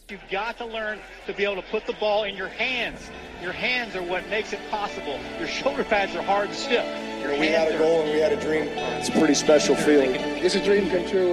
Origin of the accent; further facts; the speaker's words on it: Southern California, United States; now in Las Vegas, United States; I'm from Southern California